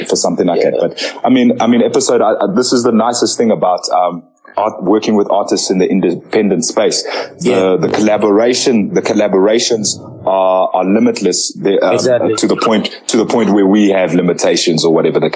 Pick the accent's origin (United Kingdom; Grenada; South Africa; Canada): South Africa; also born or lived in Zambia; I'm South African by choice because I've grown up here.